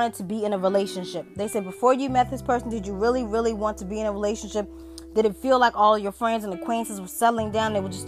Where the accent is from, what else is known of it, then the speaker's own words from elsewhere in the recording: United States; I'm African American